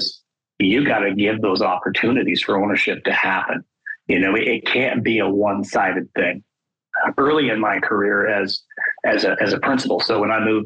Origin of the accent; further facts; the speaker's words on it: Wyoming, United States; also born or lived in Arizona; my home state of Wyoming